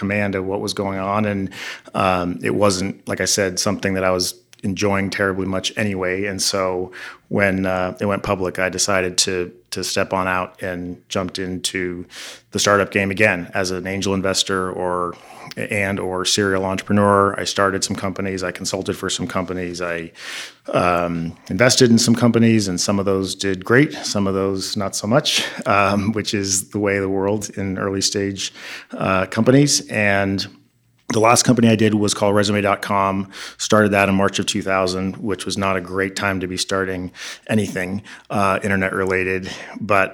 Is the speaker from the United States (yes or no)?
yes; Pasadena, California, United States; also born or lived in New York City, United States; I grew up right here in Pasadena